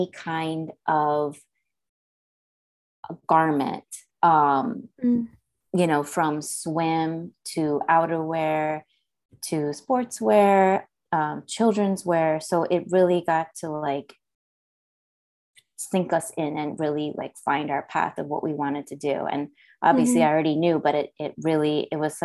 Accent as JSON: {"language": "English", "town": "Vancouver", "region": "British Columbia", "country": "Canada", "tie": "born or raised there", "moved": "as an adult", "lives_now": "New York, United States", "said": "I'm from Vancouver, actually"}